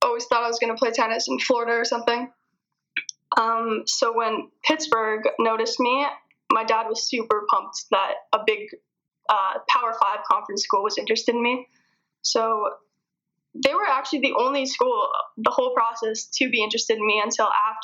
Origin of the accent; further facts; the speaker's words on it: Windsor, Ontario, Canada; moved away as an adult; I'm from Windsor, Ontario. So I played on South County